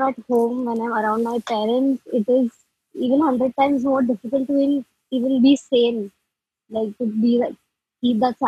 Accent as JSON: {"language": "English", "town": "Mumbai", "region": "Maharashtra", "country": "India", "said": "I'm from Mumbai."}